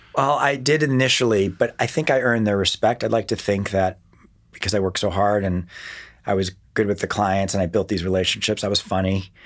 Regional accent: West Hartford, Connecticut, United States; born or raised there; also born or lived in Akron, Ohio / Miami Beach, Florida / New York / Portland

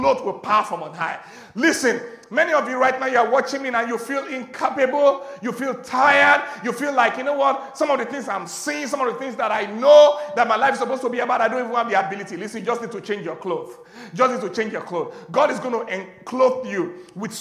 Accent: Agege, Lagos, Nigeria; I was born in Kwakwa, Ashafa, Agege

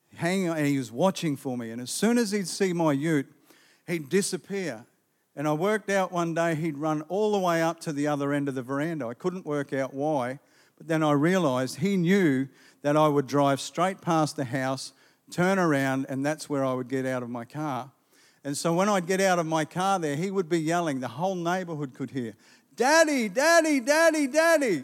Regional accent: Gympie, Queensland, Australia; Growing up in Gympie

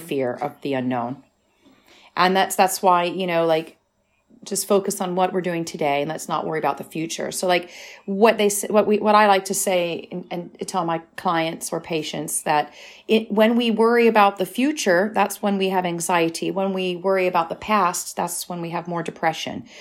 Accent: United States; now in United Kingdom; I'm American

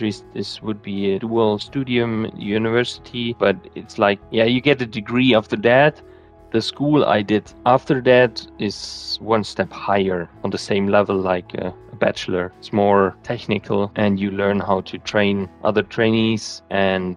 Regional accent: Bavaria, Germany; I grew up in Bavaria

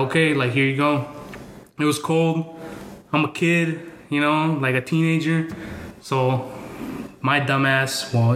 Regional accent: Yakima, Washington, United States; born or raised there; moved away as an adult; also born or lived in Mexico; now in Boise, United States

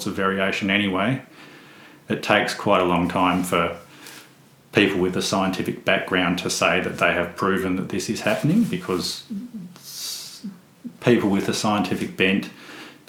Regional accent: Western Tiers, Northern Tasmania, Australia; I grew up in the Western Tiers.

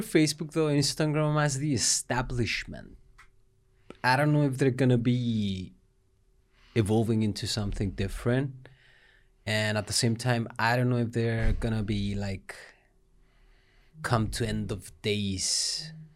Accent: Russia; now in Cyprus; was born in Russia and I came in 1986.

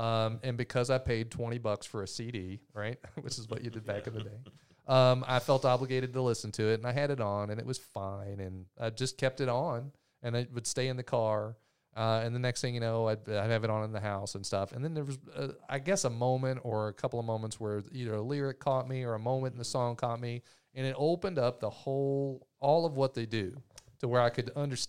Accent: Louisville, Kentucky, United States; That's where I grew up in Louisville. Mom still lives there.

